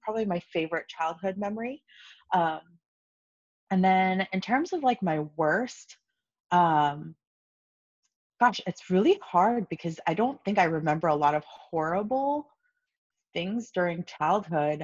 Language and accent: English; Los Angeles, California, United States; I grew up in Los Angeles, so I'm an LA native.